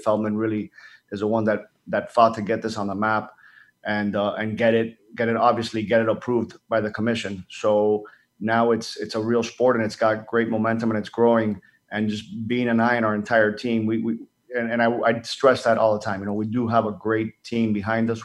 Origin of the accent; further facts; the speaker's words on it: Dominican Republic; moved away; being Dominican, I grew up in the Dominican Republic